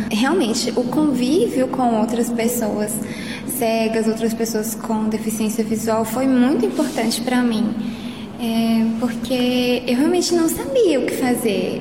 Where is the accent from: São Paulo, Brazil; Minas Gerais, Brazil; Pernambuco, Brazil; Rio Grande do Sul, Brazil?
Minas Gerais, Brazil; Belo Horizonte; E eu sou daqui de Belo Horizonte mesmo, moro aqui